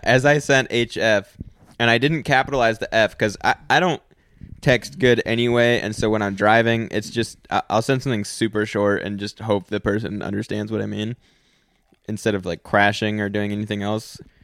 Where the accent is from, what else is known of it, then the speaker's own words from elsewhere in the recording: United States; I'm American